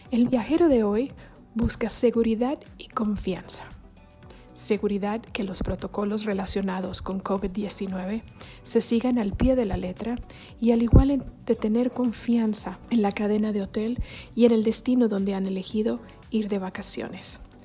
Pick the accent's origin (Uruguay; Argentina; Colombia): Colombia; also born or lived in Ecuador / Chile; now in Mexico; soy colombiana de nacimiento, pero mexicana de corazón.